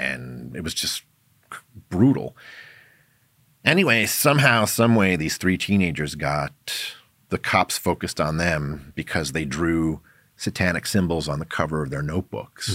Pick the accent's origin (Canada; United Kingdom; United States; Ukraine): United States; New York City, New York; my background is I grew up in New York City, in Manhattan